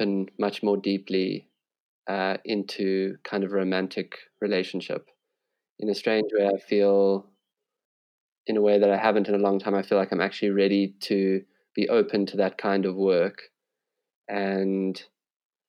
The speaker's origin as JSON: {"language": "English", "country": "South Africa", "said": "being a South African"}